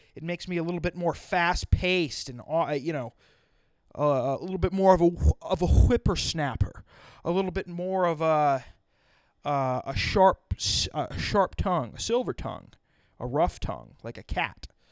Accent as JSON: {"language": "English", "region": "South Dakota", "country": "United States", "tie": "born or raised there", "also_born_or_lived": "Madison, South Dakota", "moved": "as an adult", "lives_now": "New Jersey, United States", "said": "I grew up in South Dakota"}